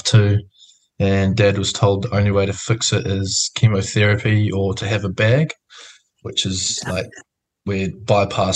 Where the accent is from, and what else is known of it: Ashley, Canterbury, New Zealand; born or raised there; also born or lived in Queensland, Australia